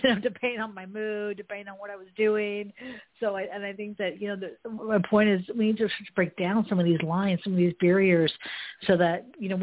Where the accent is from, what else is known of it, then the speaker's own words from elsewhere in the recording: Marin County, San Francisco Bay Area, California, United States; now in Los Angeles, United States; I grew up in Marin County, which is liberal